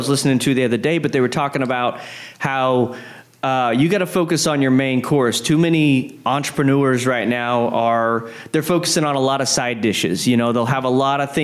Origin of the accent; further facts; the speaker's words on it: Odessa, Texas, United States; moved away as an adult; also born or lived in San Marcos, Texas; now in San Antonio, United States; I grew up in Odessa, Texas, West Texas